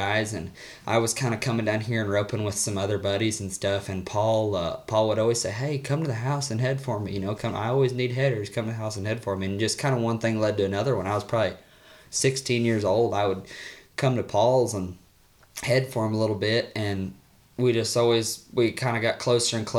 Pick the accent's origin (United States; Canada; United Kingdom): United States; Missouri; moved away; I'm from Missouri